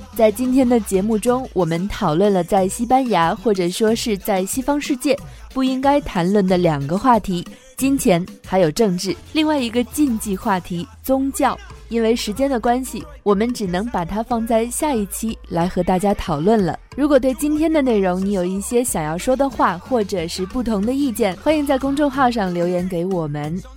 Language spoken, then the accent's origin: Chinese; China; 我们中国人是非常喜欢问问题的